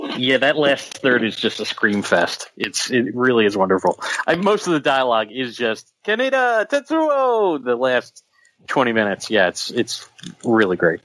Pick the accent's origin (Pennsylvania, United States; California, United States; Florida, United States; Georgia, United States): Pennsylvania, United States; Philadelphia; accent: Philadelphia; my Philadelphia accent.